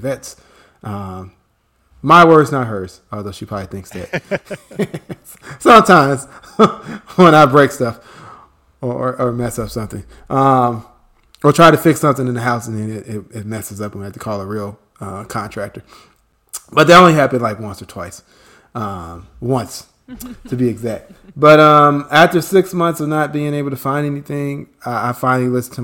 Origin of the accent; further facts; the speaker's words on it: Chicago, Illinois, United States; moved away as an adult; now in Atlanta, United States; worked in my hometown of Chicago for several years